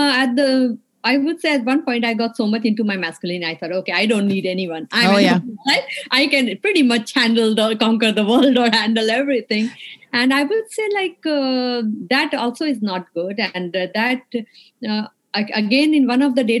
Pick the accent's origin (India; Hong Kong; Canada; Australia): India; moved away as an adult; now in United States; I'm from India. I grew up in India.